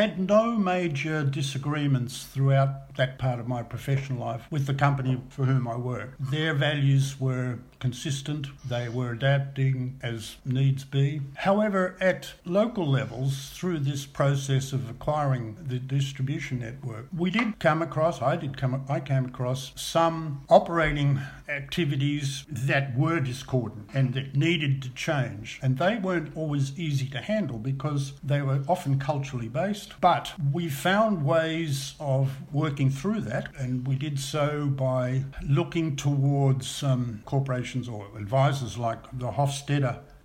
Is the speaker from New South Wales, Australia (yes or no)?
no; Melbourne, Victoria, Australia; I was born in Brighton in Melbourne, and the family made a decision, I was the oldest of six, but by then there were six, to move from metropolitan Melbourne to the country. And they did that in 1949 to a small farm